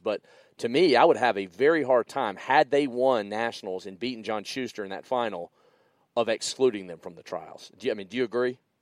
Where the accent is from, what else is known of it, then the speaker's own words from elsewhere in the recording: the South, United States; I'm come from the South